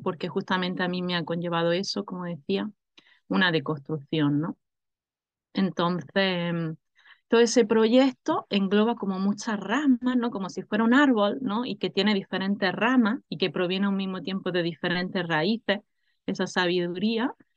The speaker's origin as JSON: {"language": "Spanish", "town": "Granada", "region": "Andalusia", "country": "Spain", "tie": "born or raised there", "said": "yo soy de aquí, yo soy de Granada, ¿no? He nacido en la tierra de Granada"}